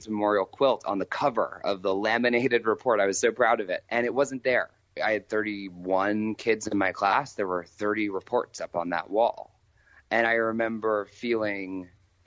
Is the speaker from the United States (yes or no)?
yes; Maryland, United States; also born or lived in Washington, D.C.; I was born, in Washington, D.C., and grew up in Maryland